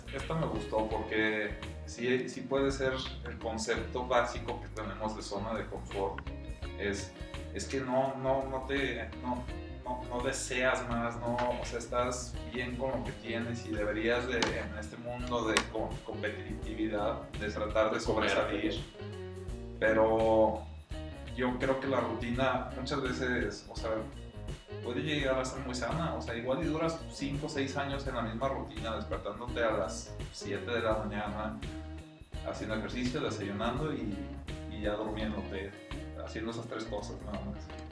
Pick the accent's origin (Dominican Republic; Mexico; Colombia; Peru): Mexico; León, Guanajuato; como soy de León y vivo en León